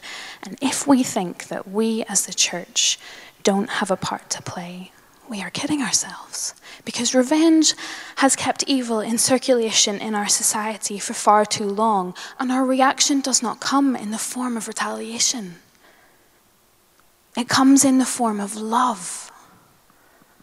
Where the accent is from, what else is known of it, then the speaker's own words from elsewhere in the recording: Northern Ireland, United Kingdom; moved away; I grew up in Northern Ireland